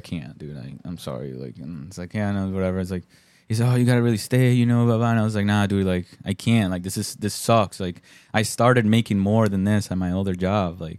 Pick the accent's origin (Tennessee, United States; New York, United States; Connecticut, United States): Connecticut, United States; Bristol; also born or lived in Colombia; in Bristol, too, where I lived, my hometown